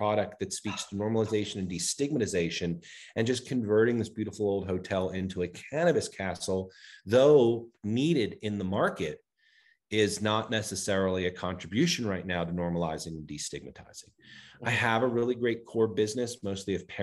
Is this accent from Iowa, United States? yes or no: no; New York City, New York, United States; moved away as an adult; also born or lived in Worcester, Massachusetts; now in Denver, United States; I was raised in New York City